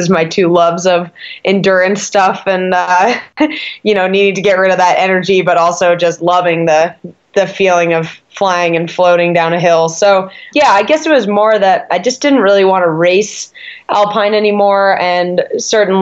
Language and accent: English; East Montpelier, Vermont, United States; moved away as an adult; also born or lived in Burke, Vermont; now in Park City, United States; I grew up in Vermont